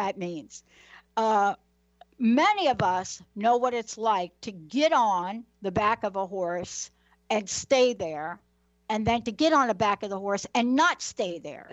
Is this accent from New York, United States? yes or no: yes; New York City, New York, United States; When I was young, I'm a girl from the Bronx, New York.